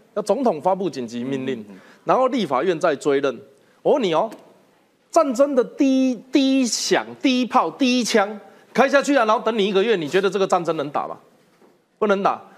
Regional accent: Taiwan; 我如果说我是台湾人

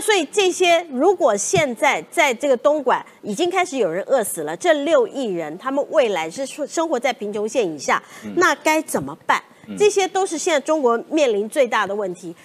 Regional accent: Taiwan; 我们台湾人啊，最近打棒球啊

